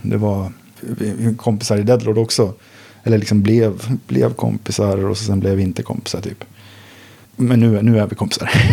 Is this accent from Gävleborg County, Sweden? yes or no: yes; Sandviken, Gävleborg County, Sweden; moved away as an adult; now in Stockholm, Sweden; Jag bodde i Sandviken då, där, där jag är född och uppvuxen